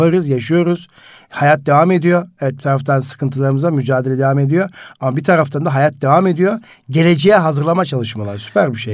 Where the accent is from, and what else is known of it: Karaman Province, Turkey